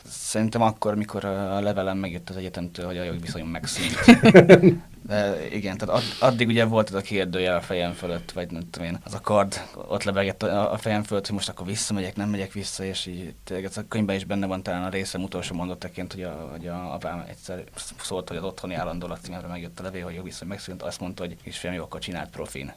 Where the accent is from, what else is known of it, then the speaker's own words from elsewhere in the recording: Győr, Győr-Moson-Sopron, Hungary; moved away as an adult; also born or lived in Pécs; én győri születésű vagyok, de Pécsre mentem egyetemre